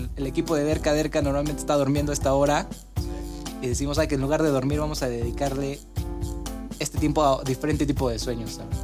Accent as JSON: {"language": "Spanish", "country": "Mexico", "said": "nosotros como mexicanos"}